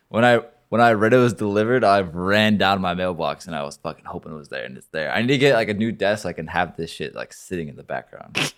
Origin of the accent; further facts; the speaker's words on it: Oregon, United States; now in Miami, United States; I'm not from Florida, I'm from Oregon